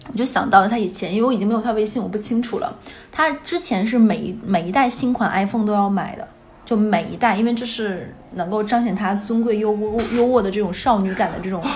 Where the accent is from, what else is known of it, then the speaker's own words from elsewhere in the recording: Northeast China, China; moved away; 因为我们东北这边二婚是在晚上